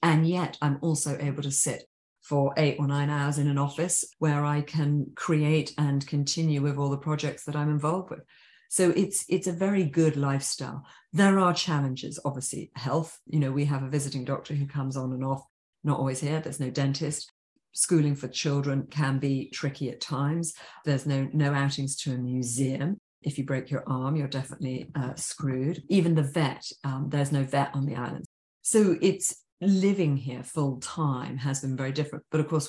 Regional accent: England, United Kingdom; I think being English, I do miss seasons.

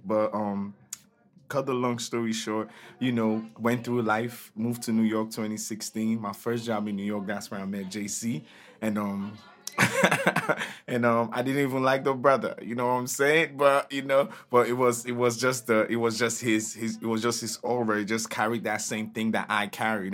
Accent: Nigeria; moved away as an adult; now in United States; But I'm Nigerian. I'm from Nigeria. I came to America two thousand nine for college

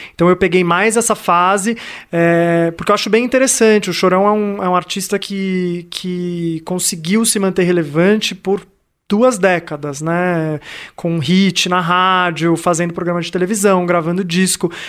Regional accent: Santos, São Paulo, Brazil; eu cresci em Santos

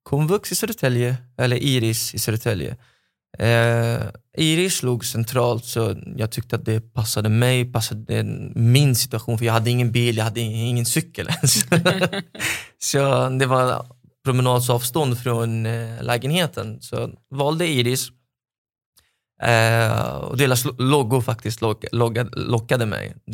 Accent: Lebanon; now in Sweden; så det blir som att jag har flyttat från Libanon till Libanon eh, point two.

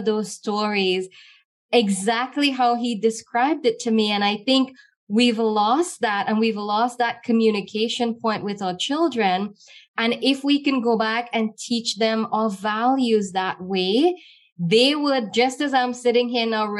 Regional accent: Trinidad & Tobago; as a little girl growing up in Trinidad

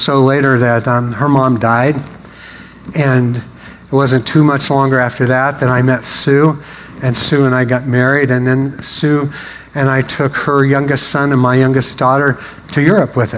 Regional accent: Portland, United States; moved away; also born or lived in Seattle; I grew up in Portland

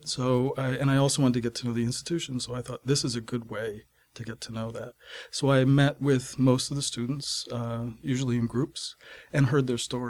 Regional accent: Maine, United States; I'm working in my home state of Maine is central Maine

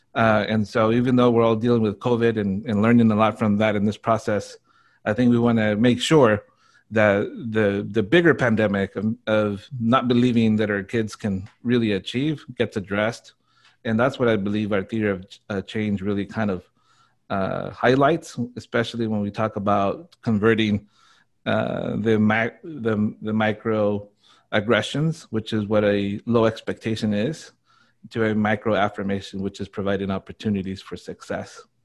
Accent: Burbank, California, United States; I grew up in Burbank

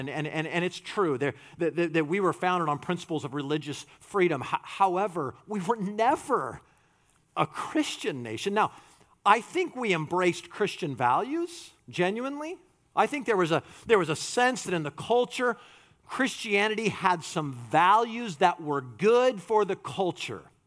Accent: United States; we're American.

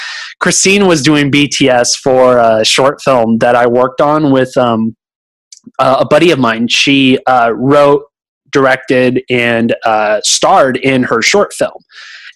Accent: Oakland, California, United States; now in Austin, United States; I'm a city kid. I came from Oakland, California

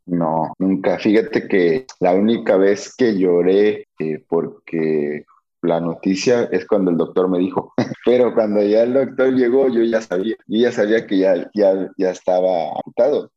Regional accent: Mexico; en mi pueblo no. E, es un pueblo chiquito, Cotillo, no es, muy grande

